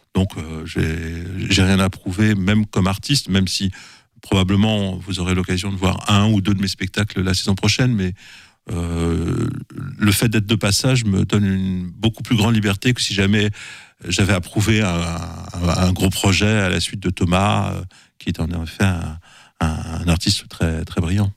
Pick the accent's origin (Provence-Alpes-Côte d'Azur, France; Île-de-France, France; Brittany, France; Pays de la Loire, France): Île-de-France, France; Paris; also born or lived in Saint-Sylvain-d'Anjou; je suis parisien pur jus